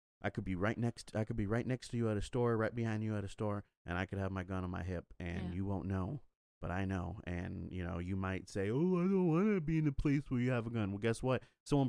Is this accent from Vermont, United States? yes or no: no; Texas, United States; But don't come over here and try to tell me how to live my life when I was born and raised here.